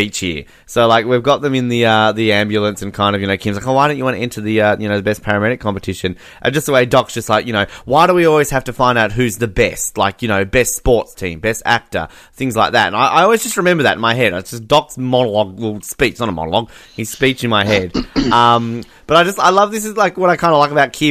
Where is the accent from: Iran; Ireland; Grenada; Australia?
Australia; myself as an Australian